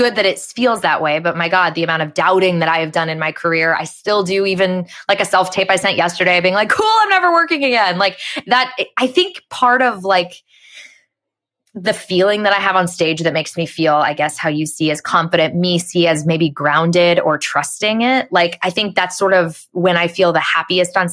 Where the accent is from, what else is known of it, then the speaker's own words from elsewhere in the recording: Phoenix, Arizona, United States; moved away as an adult; also born or lived in New York; now in Los Angeles, United States; growing up in Phoenix